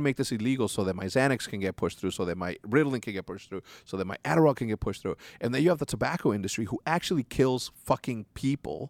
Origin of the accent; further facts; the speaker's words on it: Mexico; moved away; also born or lived in Schaumburg, Illinois; I grew up in Mexico